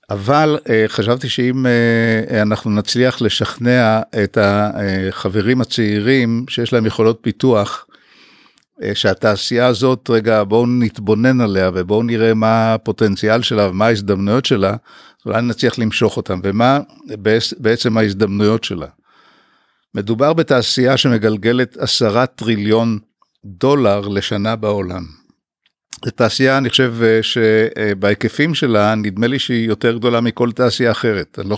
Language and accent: Hebrew; Haifa, Haifa District, Israel; אה, למדתי הנדסת בניין אה, בחיפה, גדלתי בחיפה בעצם מגיל 10.